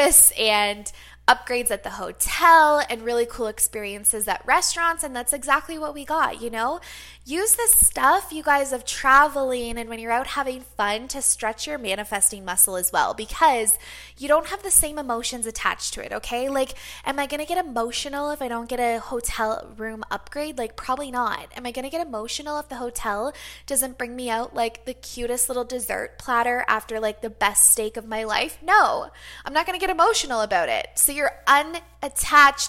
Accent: Canada; being a Canadian

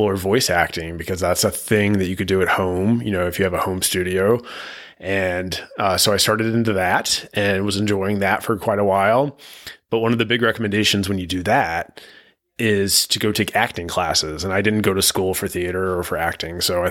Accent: Middle Tennessee, United States; moved away as an adult; also born or lived in Nashville, Tennessee / Washington DC / Wuhan, China; now in Palm Springs, United States; I'm from Middle Tennessee originally, so born in Nashville and then raised in the country down on the Alabama border, so very much raised on a farm in a very, very small town, and stayed there until I was 17, 18

